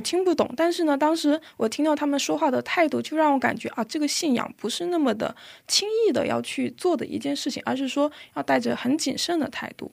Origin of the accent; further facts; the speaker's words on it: China; moved away as an adult; now in South Korea; 我来自中国。我的父亲是一位牧师，然后呢，因为我父亲的原因，所以我从小就在教会长大